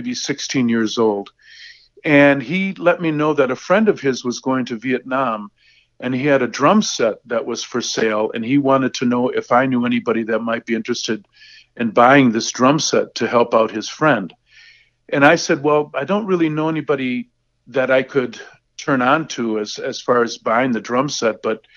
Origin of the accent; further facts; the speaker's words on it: Racine, Wisconsin, United States; I started studying with a great teacher in my hometown of Racine, Wisconsin